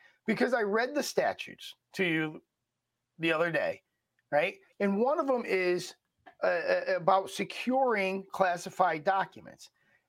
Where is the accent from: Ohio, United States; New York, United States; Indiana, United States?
New York, United States; I'm from New York.